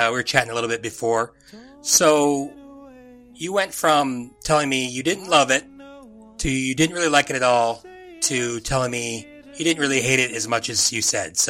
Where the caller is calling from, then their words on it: Fort Wayne, Indiana, United States; I'm recording from Fort Wayne, Indiana.